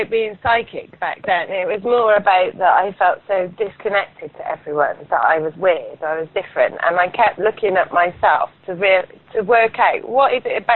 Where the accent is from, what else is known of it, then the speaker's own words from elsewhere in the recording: Paulton, South West England, United Kingdom; grew up in a little village called Poulton, which is about 10 miles from Bath